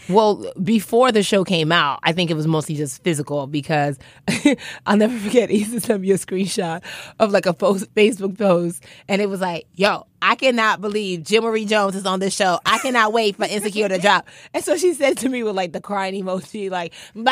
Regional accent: Nigeria; I'm Nigerian.

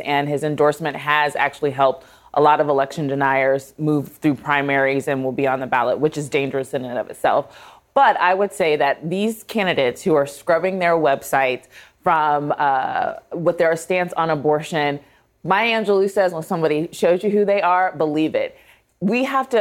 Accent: Youngstown, Ohio, United States; my hometown of Youngstown, Ohio

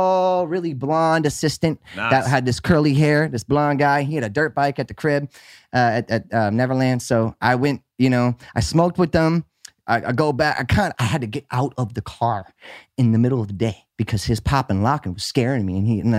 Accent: Miami, Florida, United States; I come from Miami. I come from Miami.

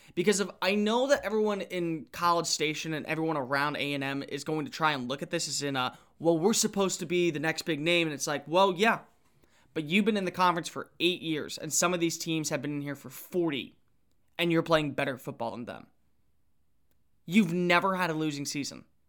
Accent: Texas, United States; I grew up in Texas

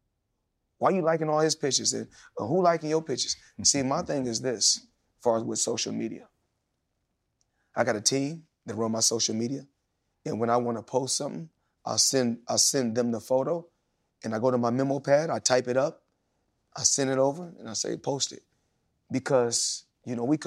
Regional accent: United States; I'm a Black American.

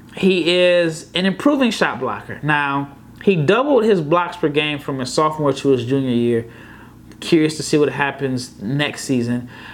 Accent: Omaha, Nebraska, United States; born or raised there

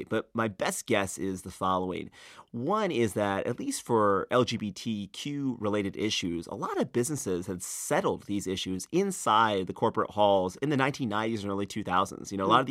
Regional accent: North Carolina, United States; I would travel around the country, and people right. would, when I told people I was from North right. Carolina, they'd ask me what I thought about HB2.

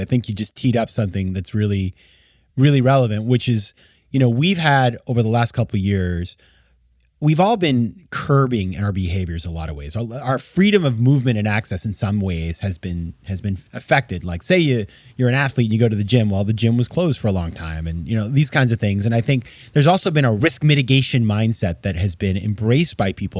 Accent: Maine, United States; I grew up skiing. I'm from Maine

